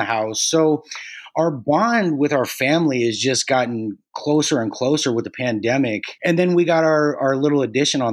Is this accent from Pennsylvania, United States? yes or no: no; Santa Cruz, California, United States; also born or lived in Mountain View, California / Scotts Valley, California; So I've been in Santa Cruz. I grew up in Santa Cruz